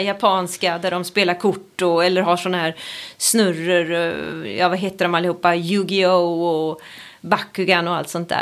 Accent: Sweden; jag är just uppvuxen i Sverige på, på 80-talet

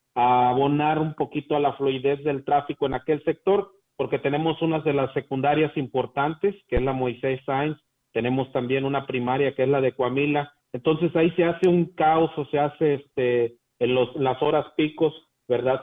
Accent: Huasteca, Mexico; nuestra Huasteca

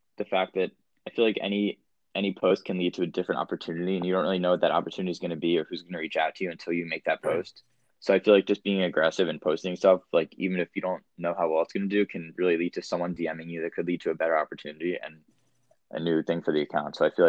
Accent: New Jersey, United States; I'm from Jersey too.

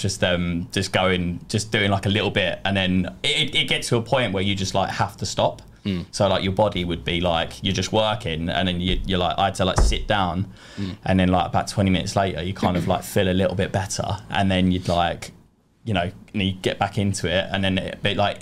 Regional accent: London, United Kingdom; from East London, 32 years old

